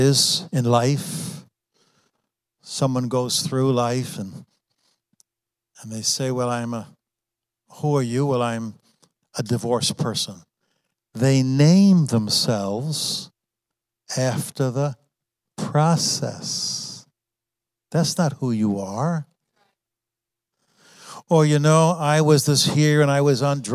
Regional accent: New York, United States; I was raised in New York. I was raised in a Christian family. I was raised in New York

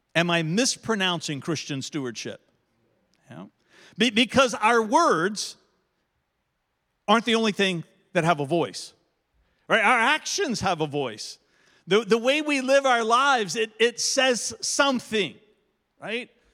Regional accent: Verona, Virginia, United States; everybody that I grew up with in Verona, in eastern Henrico County, that's how we say that word.

